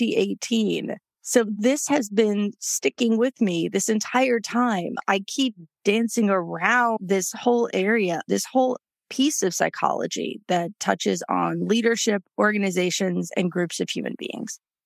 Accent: New York City, New York, United States; moved away as an adult; also born or lived in Houston, Texas; So I grew up in New York City. I grew up on the Upper West Side of Manhattan

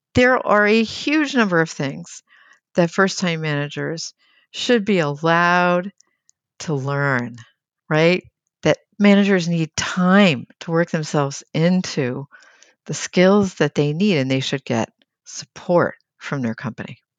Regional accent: United States; a U S-based, American-born project manager

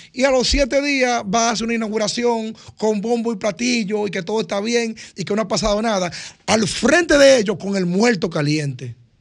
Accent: Cambita Garabitos, San Cristóbal, Dominican Republic; yo que soy de Cambita

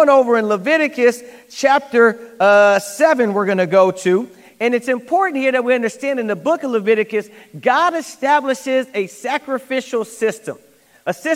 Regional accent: United States; I'm American

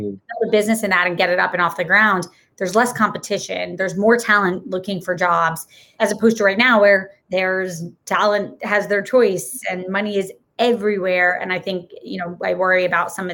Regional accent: Florida, United States; moved away as an adult; also born or lived in Massachusetts; I grew up in Florida

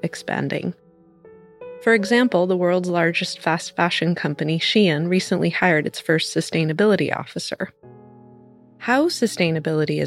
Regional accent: California, United States; my home state of California

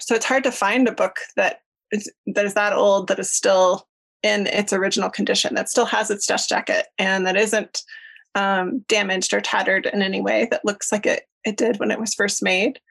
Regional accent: Denver, Colorado, United States; moved away as an adult; now in Jackson, United States; I grew up in Denver

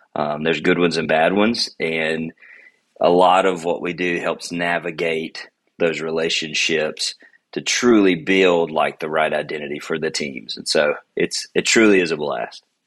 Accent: Alabama, United States; moved away; also born or lived in Hattiesburg, Mississippi; I grew up in Alabama

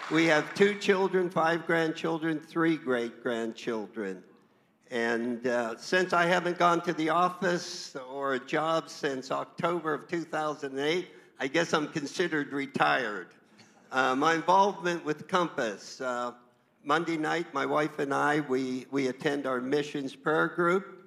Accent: Southwestern Pennsylvania, United States; moved away as an adult; now in California, United States; I was born in Southwestern Pennsylvania

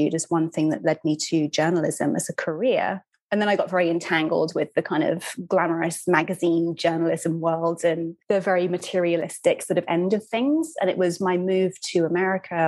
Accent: United Kingdom; moved away as an adult; also born or lived in Brooklyn, New York; now in New York, United States; I'm a British writer and author. I'm based in Brooklyn, New York. I've been here almost 10 years.

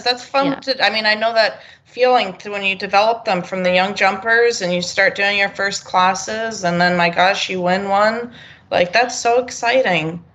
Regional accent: New York, United States; now in Wellington, United States; I'm from New York originally

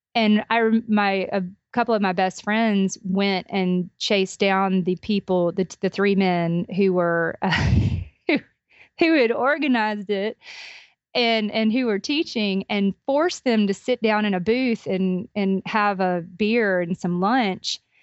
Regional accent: Albany, Georgia, United States; my hometown of Albany, Georgia

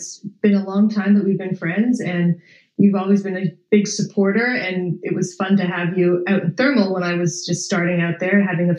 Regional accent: Canada; moved away as an adult; now in California, United States; I'm grateful of how I grew up taking care of my own horses, and I'm proud to be Canadian.

